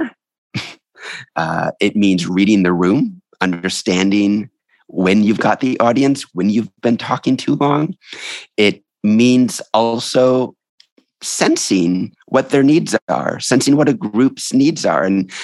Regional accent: New York City, New York, United States; I'm a New Yorker

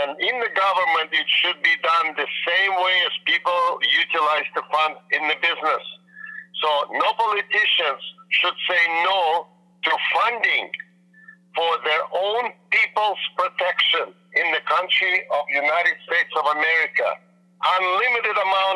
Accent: Vancouver, British Columbia, Canada; I'm from Vancouver, Canada

